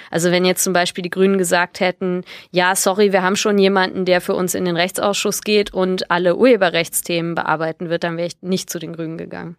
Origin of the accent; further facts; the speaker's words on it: Bonn, North Rhine-Westphalia, Germany; moved away; also born or lived in Berlin; ich bin in Bonn geboren